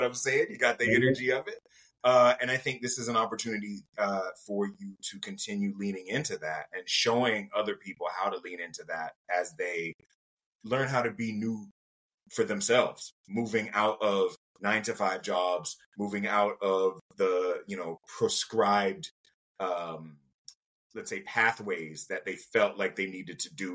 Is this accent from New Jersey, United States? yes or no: no; Jacksonville, Florida, United States; moved away; I'm from Jacksonville, Florida